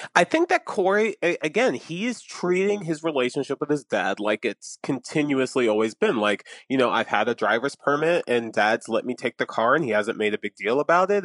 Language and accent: English; Atlantic City, New Jersey, United States; I'm from Atlantic City. I, was born there. I have family there